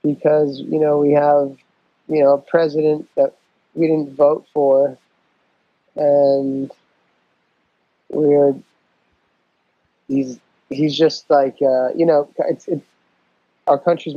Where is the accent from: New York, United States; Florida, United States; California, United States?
New York, United States; I'm not black, but I grew up in New York